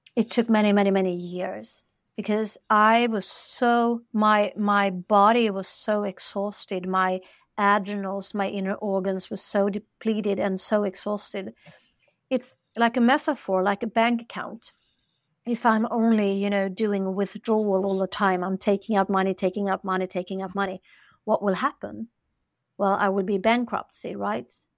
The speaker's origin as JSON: {"language": "English", "country": "Sweden", "said": "I'm from Sweden. We have this culture here"}